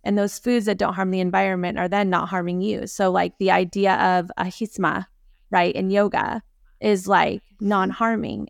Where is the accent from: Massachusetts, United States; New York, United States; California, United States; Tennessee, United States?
California, United States; Aptos; I grew up in, in Aptos